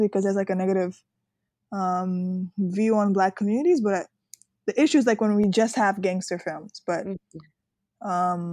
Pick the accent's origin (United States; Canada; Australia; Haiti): United States; New York City, New York; I grew up in Harlem.